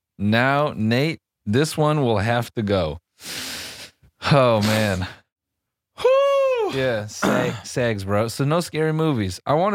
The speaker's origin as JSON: {"language": "English", "town": "Tuscaloosa", "region": "Alabama", "country": "United States", "said": "I'm from Tuscaloosa, but you know, I saw the game was on earlier."}